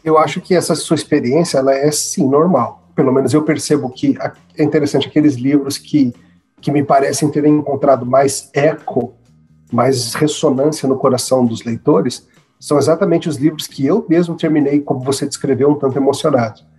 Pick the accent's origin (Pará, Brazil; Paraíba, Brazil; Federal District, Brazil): Federal District, Brazil; Brasília; also born or lived in São Paulo; originalmente de São Paulo, mas eu já, eu já, cresci em Brasília, nem lembro de outra coisa